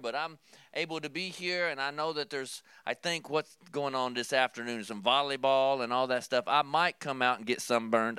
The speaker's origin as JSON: {"language": "English", "region": "Kentucky", "country": "United States", "tie": "born or raised there", "said": "growing up in Kentucky"}